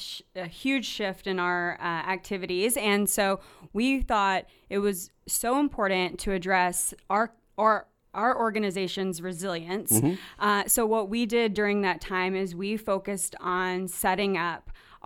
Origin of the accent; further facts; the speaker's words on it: North Carolina, United States; So I grew up in North Carolina on the East Coast